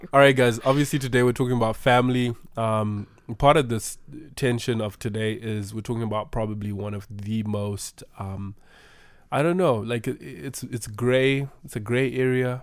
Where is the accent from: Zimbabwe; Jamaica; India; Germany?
Zimbabwe; moved away; We are from Zimbabwe. We are from Africa.